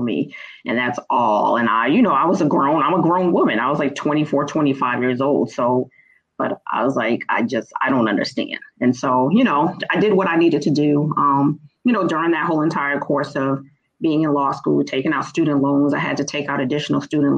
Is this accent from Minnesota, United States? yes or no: no; Boston, Massachusetts, United States; I'm originally from Boston, Massachusetts. The part of Boston is Dorchester, born and raised